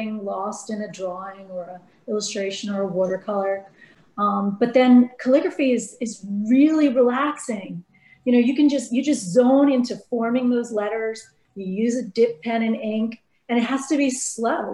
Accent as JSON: {"language": "English", "region": "New Jersey", "country": "United States", "tie": "born or raised there", "also_born_or_lived": "California", "moved": "yes", "said": "I was born in the Northeast in New Jersey"}